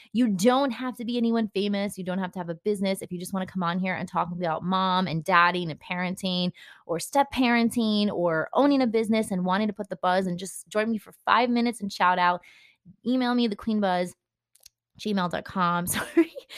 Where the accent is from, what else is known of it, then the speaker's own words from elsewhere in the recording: New Jersey, United States; I am obviously from New Jersey, and people can say they know when you're from New Jersey by the way you say things